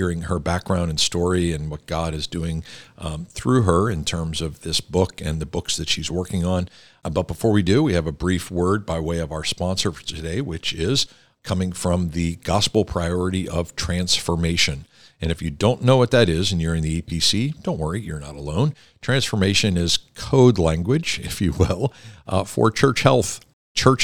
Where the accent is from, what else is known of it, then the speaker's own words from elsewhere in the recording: Pittsburgh, Pennsylvania, United States; You come from the same area of the country and the state that I come from